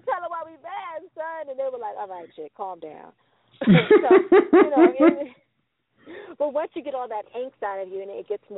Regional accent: New York City, New York, United States; Growing up in New York City, we're surrounded by what we call the housing projects

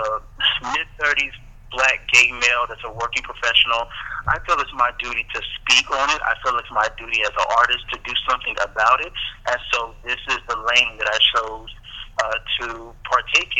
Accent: Houston, Texas, United States; moved away; I'm originally from Houston, Texas

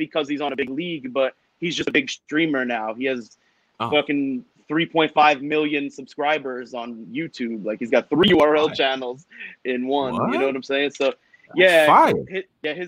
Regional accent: New York City, New York, United States; also born or lived in Canada; I'm from Staten Island

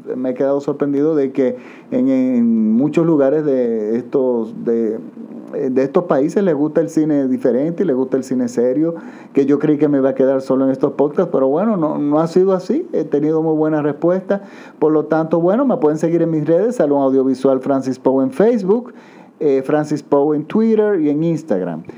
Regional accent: Dominican Republic

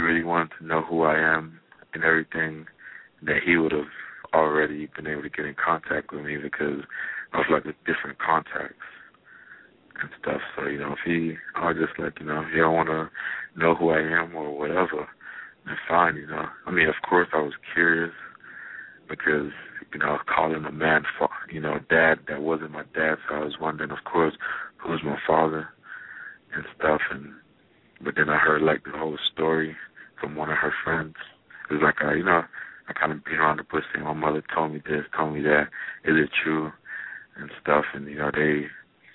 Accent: Jamaica; I grew up in Jamaica

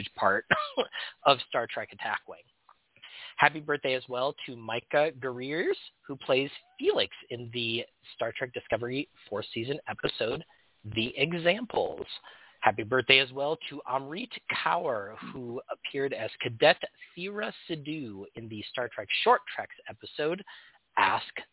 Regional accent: Portland, Oregon, United States; Portland, Oregon, my hometown

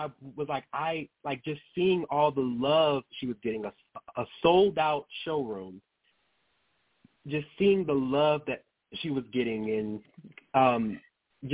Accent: Baton Rouge, Louisiana, United States; also born or lived in Las Vegas, Nevada; now in Atlanta, United States; I actually was born and raised primarily in Louisiana, in Baton Rouge

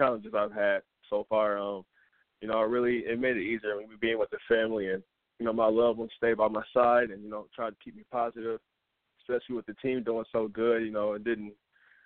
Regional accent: Flint, Michigan, United States; also born or lived in Montrose, Michigan; growing up in Flint

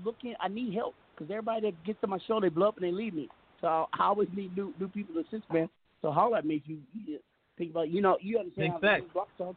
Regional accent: Seattle, Washington, United States; I'm from Seattle, man.

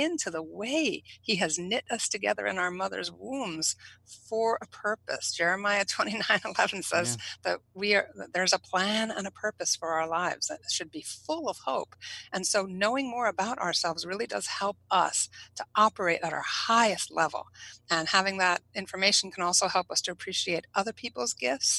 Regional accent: New England, United States; I'm from New England.

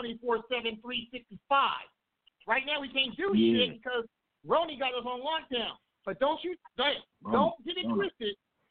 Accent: Kansas City, United States; I live here in KC now. This is my hometown.

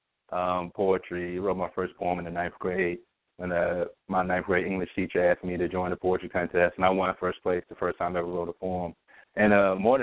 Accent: Pine Bluff, Arkansas, United States; moved away as an adult; also born or lived in Georgia / Washington, D.C.; now in Philadelphia, United States; I'm originally from Pine Bluff, Arkansas. I was born and raised there.

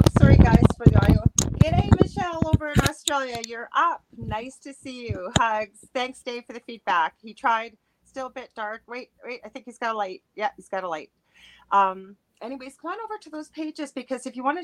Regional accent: Canada; I am a Canadian clairvoyant medium

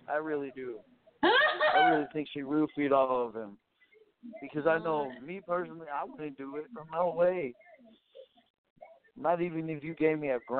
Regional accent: Wisconsin, United States; also born or lived in Temecula, California / Vidor, Texas / Beaumont, Texas / Piedmont, Alabama; I was actually born and raised in Wisconsin. I lived here all my life.

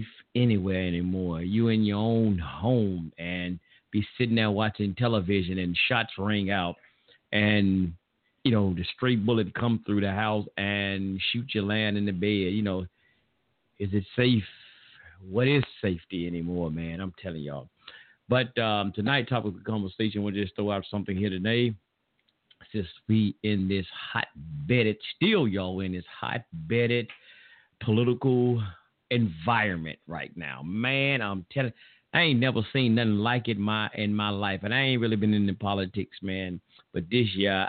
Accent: the South, United States; accent: Southern; I'm from the South. So y'all forgive me for my Southern slang or slur and terminologies.

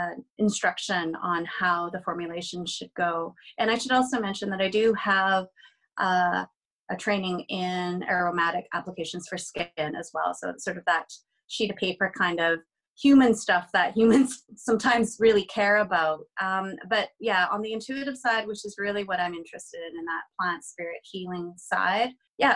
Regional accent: British Columbia, Canada; I am Chinese Taiwanese, and I am also Canadian. I reside in Vancouver

